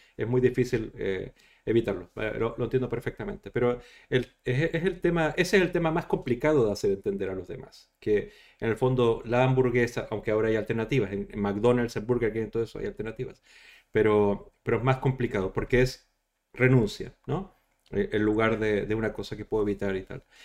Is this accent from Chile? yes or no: yes; Chile; moved away; soy de Chile originalmente